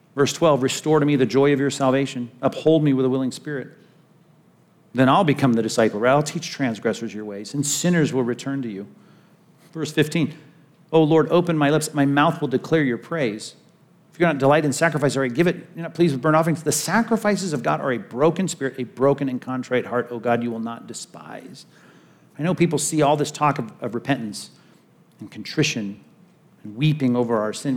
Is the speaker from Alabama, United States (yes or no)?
no; California, United States; since I'm from California